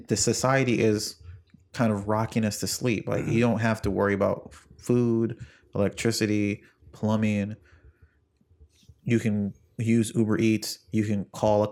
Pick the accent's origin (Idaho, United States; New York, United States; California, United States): New York, United States; I wasn't born here, but I'm basically from New York.